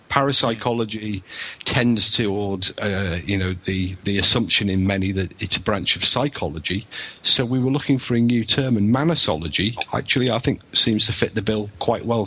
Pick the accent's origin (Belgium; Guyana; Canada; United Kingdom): United Kingdom; England; now in Wales, United Kingdom; I'm English, but I live in Wales